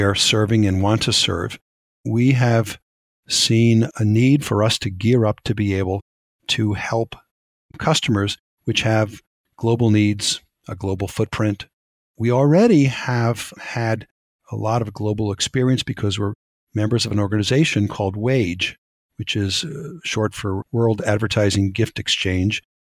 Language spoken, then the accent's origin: English; United States; we Americans